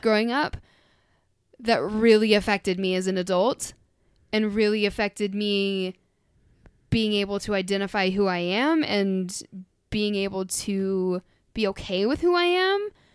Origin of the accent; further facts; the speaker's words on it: United States; I grew up in the American public school system